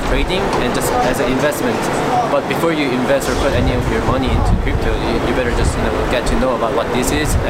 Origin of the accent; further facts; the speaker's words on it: South Korea; I'm from Korea